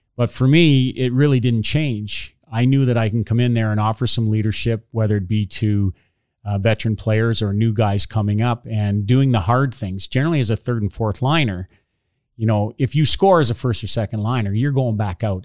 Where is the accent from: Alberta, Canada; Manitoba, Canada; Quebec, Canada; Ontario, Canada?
Ontario, Canada; Hornepayne; I grew up in Horn Payne